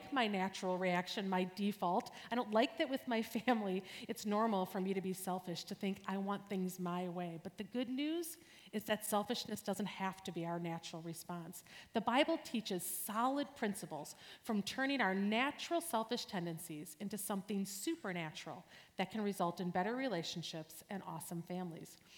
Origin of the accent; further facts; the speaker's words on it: New Berlin, Wisconsin, United States; I grew up near here in New Berlin, and I am one of seven kids